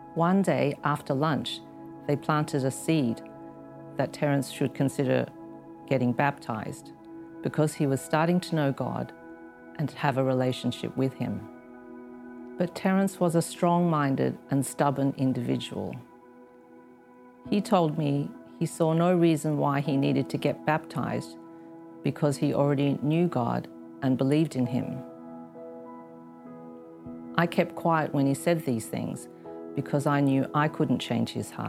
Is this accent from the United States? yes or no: no; Australia; moved away as an adult; now in Hong Kong; I had attended a convent school when I was growing up in Australia